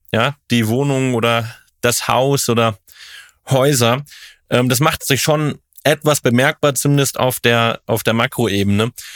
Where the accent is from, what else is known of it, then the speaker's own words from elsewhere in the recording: Cologne, North Rhine-Westphalia, Germany; in Köln, in meiner Heimatstadt